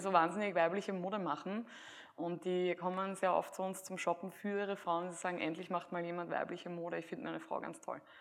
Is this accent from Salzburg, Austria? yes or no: no; Graz, Styria, Austria; damals in Graz, wo ich aufgewachsen bin